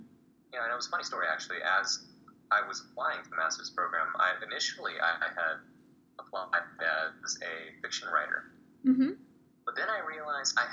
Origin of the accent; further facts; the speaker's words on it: San Jose, California, United States; I'm from San Jose, California